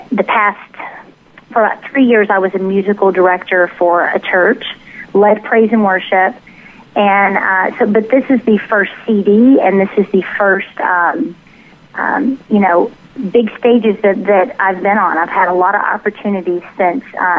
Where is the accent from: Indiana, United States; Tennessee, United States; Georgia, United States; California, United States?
Tennessee, United States; born or raised there; accent: southern; now in Dallas, United States